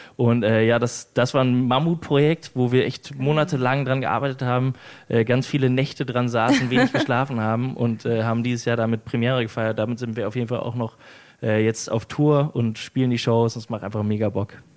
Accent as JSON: {"language": "German", "region": "West Germany", "country": "Germany", "said": "Ich komme aus, aus Westdeutschland"}